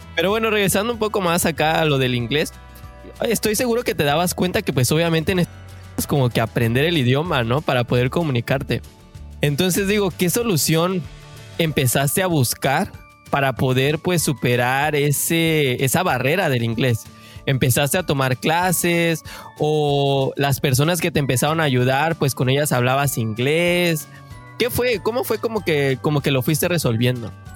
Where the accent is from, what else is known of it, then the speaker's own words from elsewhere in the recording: Mexico; now in Canada; mexicanos de corazón